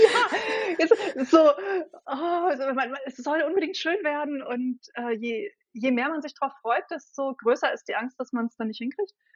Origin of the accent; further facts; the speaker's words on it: Berlin, Germany; Ich bin eine waschechte Berliner Pflanze und für alle, die es dann noch präziser wissen wollen, eine Ostberliner Pflanze